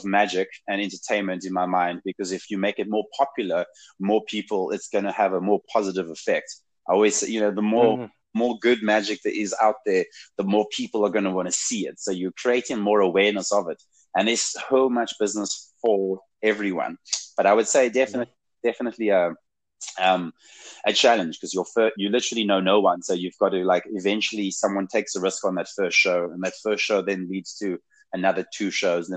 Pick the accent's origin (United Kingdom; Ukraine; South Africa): South Africa; moved away as an adult; now in Saskatchewan, Canada; I'm a ginger from Africa with an accent